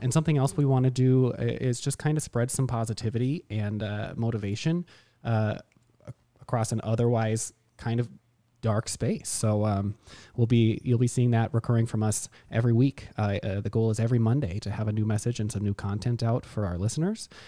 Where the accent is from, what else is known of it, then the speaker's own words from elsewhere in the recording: Mankato, Minnesota, United States; grew up in Mankato in the same family